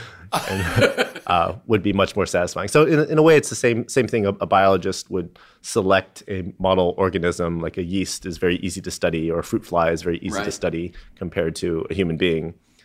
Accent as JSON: {"language": "English", "town": "San Diego", "region": "California", "country": "United States", "tie": "born or raised there", "said": "I grew up in San Diego, and they helped me get in contact with a professor at UCSD, Bill Loomis."}